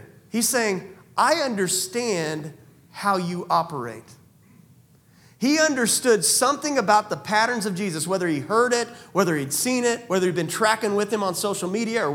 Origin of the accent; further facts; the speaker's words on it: United States; I'm also an American.